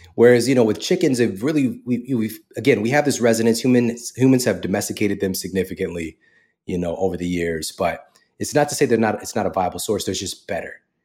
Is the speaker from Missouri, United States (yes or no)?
yes; St. Louis, Missouri, United States; moved away as an adult; also born or lived in Wildwood, Missouri; now in Los Angeles, United States; I was born and raised in Saint Louis, Missouri